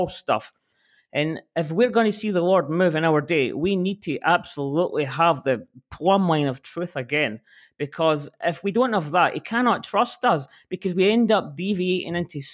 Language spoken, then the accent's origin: English; Scotland, United Kingdom; I'm from Scotland